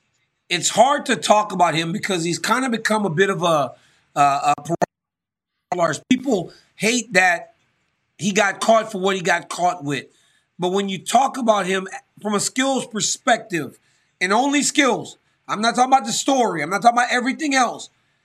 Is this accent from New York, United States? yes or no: no; Lafayette, Louisiana, United States; the community that him and I grew up in Lafayette, Louisiana.